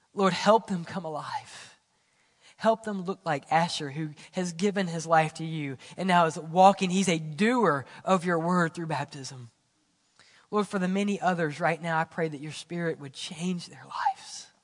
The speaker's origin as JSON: {"language": "English", "region": "Mississippi", "country": "United States", "said": "I'm from Mississippi."}